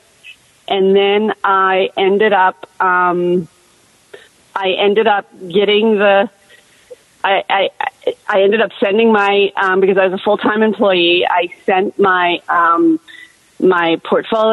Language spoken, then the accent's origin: English; Los Angeles, California, United States; moved away as an adult; now in Seattle, United States; I was from Los Angeles and I owned a house